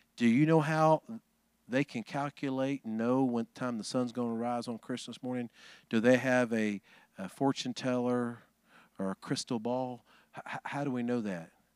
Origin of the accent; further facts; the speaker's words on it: Huntsville, Alabama, United States; Huntsville, Alabama, my hometown